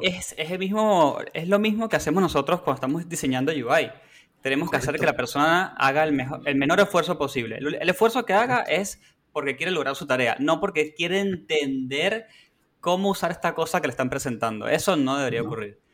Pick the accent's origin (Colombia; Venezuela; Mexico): Venezuela; now in Argentina; Yo soy de Venezuela